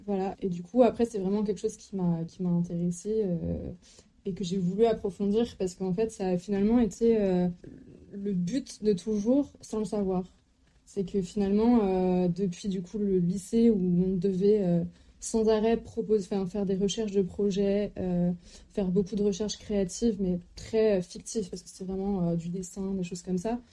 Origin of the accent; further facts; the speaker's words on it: Lannion, Brittany, France; also born or lived in Lille; j'ai grandi en Bretagne, donc dans les environs de Lannion.